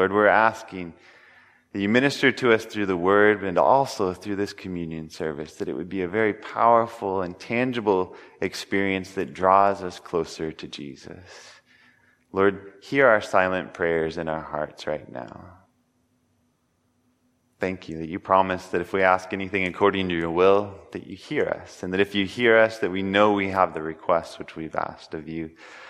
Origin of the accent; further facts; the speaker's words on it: Denver, Colorado, United States; born there; I was born in Denver, but only lived in Colorado for a little while